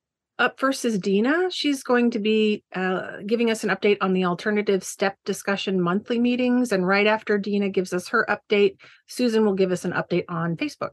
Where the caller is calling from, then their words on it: Maryland, United States; I'm joining you from Maryland in the U.S., and my pronouns are she, her.